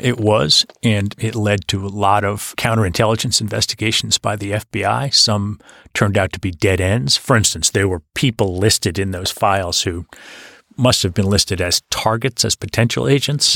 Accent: Hanover, New Hampshire, United States; I was born and raised in Hanover, New Hampshire

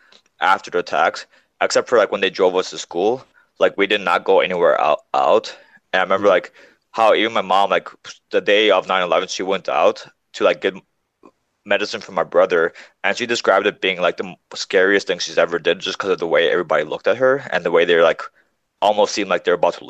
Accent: Wisconsin, United States; one of the only Indian families in Wisconsin, where we were living in Wisconsin

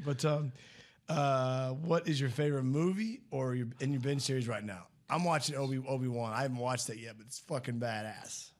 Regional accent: St. Louis, Missouri, United States; moved away; also born or lived in Kansas / Rockwall, Texas; I grew up in Saint Louis

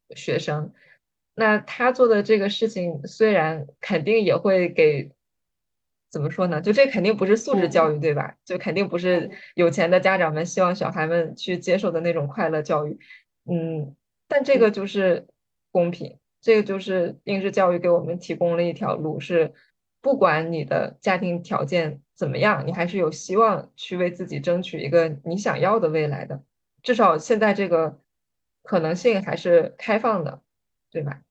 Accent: Jilin, China; 我是来自吉林省，吉林省说实话是一个教育资源并不是非常均衡，而且比较地广人稀的省

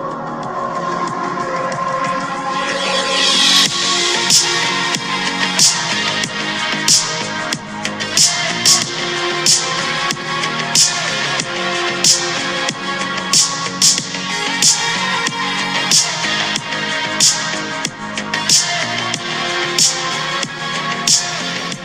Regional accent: Louisiana, United States; I'm from the South, I'm from Louisiana

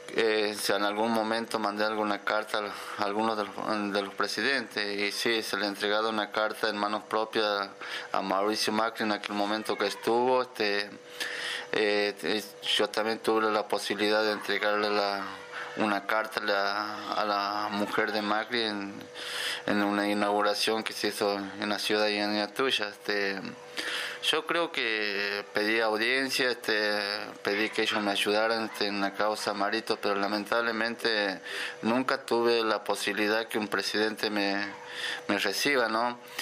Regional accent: Quimilí, Santiago del Estero, Argentina; moved away as an adult; also born or lived in Santa Fe / Entre Ríos; now in Santiago del Estero, Argentina; yo soy de Quimilí, eh, mis papás también eran de Quimilí

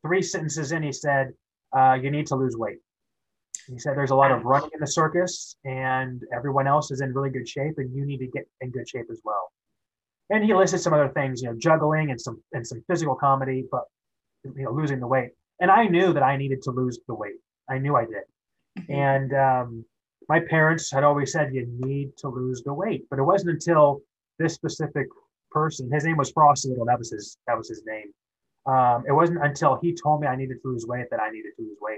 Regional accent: Kansas City, United States; moved away as an adult; I grew up in Kansas City

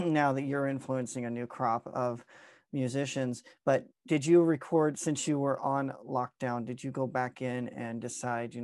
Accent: Farmington, Missouri, United States; I'm from Southeast Missouri, near like Farmington. So about 3.5 hours from you, born and raised in that area

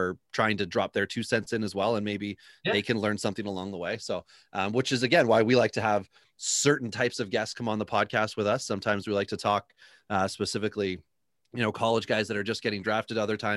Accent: Northern Ontario, Canada; That's Northern Ontario

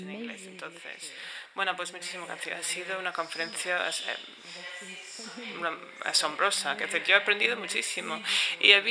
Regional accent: France; nací en Francia

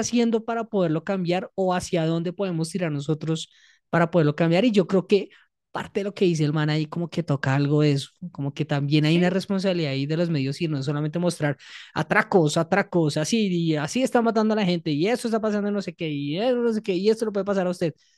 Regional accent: Colombia; nosotros como colombianos y colombianas

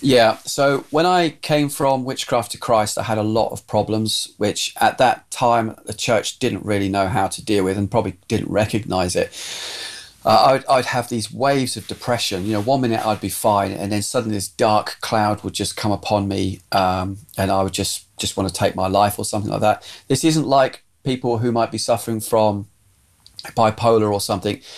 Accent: southern England, United Kingdom; also born or lived in Scotland; we moved from Scotland we moved down to southern England and I went to school and then eventually by probably about this time I was now at senior school

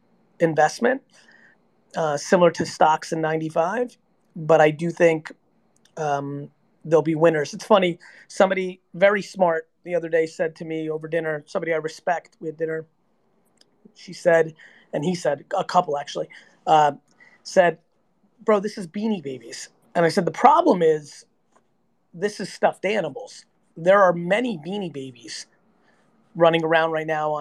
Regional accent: New Jersey, United States; I'm 46 years old and I grew up in Jersey

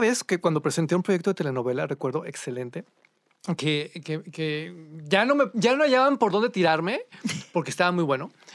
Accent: Monterrey, Nuevo León, Mexico; now in Mexico City, Mexico; yo soy de Monterrey

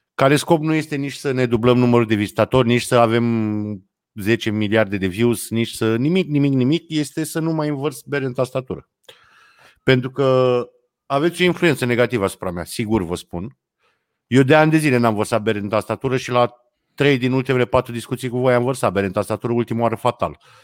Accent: Brăila, Brăila County, Romania; Mândria de brăilean

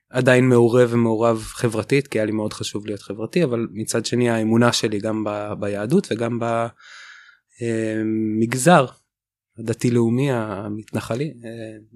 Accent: West Bank, Israel; born there; אני נולדתי בגוש עציון

